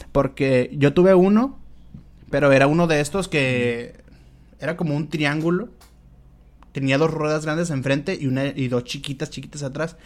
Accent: Culiacán, Sinaloa, Mexico

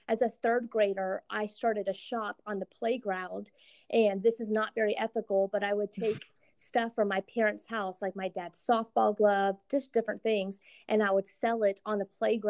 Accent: Central Florida, United States; now in Chicago suburbs, United States; I'm from Central Florida originally

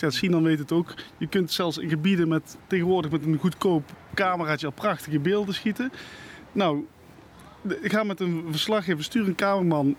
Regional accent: Netherlands; accent: zachte G; ik praat met een zachte G

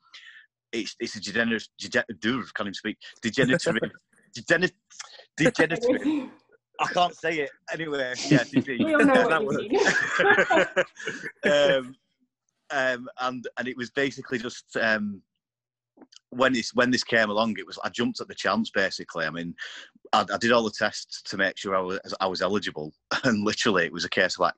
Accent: Chorley, North West England, United Kingdom; I'm from Chorley in Lancashire, 40 years old

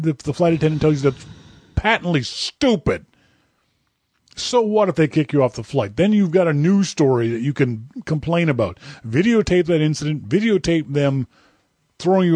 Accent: Halifax, Nova Scotia, Canada; my hometown of Halifax, Nova Scotia

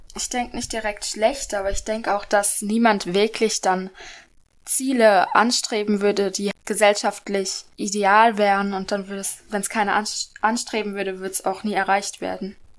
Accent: Karlsruhe, Baden-Württemberg, Germany; ich bin 13 Jahre alt und in der 8. Klasse und ich komme aus Karlsruhe

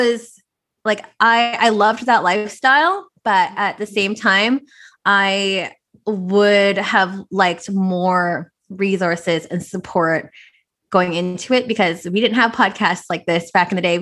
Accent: Vancouver, British Columbia, Canada; I'm born and raised in Vancouver, so I'm Filipino Chinese

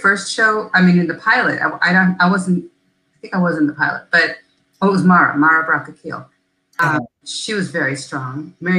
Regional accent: Chicago, Illinois, United States; moved away as an adult; now in Atlanta, United States; I am from Chicago.

